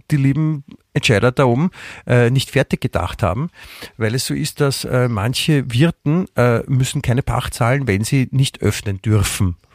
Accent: Vienna, Austria; als Wiener kann man sich ja gut dran, dran festhalten, dass woanders es den Leuten auch schlecht geht

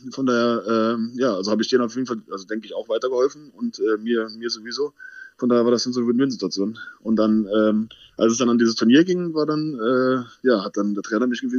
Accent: Wittlich, Rhineland-Palatinate, Germany; ist halt da, wo meine Eltern herkommen

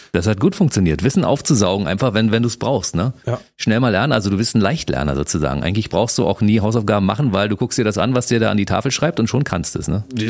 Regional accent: Berlin, Germany; Ich als Kaulsdorfer, wir haben ja. um die Ecke gewohnt

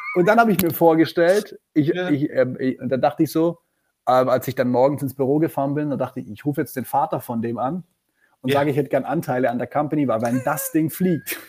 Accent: Black Forest, at the foot of the Feldberg, Baden-Württemberg, Germany; ich komme aus dem Schwarzwald. Ich bin geboren ja. am Fuße des Feldbergs. Das ist so ein bisschen südöstlicher von Freiburg.

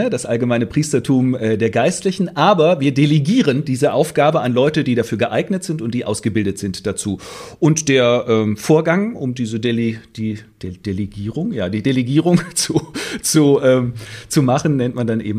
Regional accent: Hesse, Germany; now in Munich, Germany; wo ich herkomme in Nordhessen gibt es ein paar Gemeinden, die sind so ein bisschen da auf einem Fleck, aber dann hier in Süddeutschland, wo ich jetzt lebe, in München gibt es eine Gemeinde

